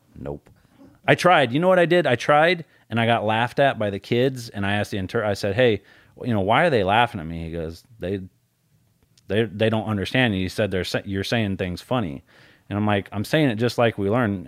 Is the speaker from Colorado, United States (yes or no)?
yes; Colorado, United States; I grew up in Colorado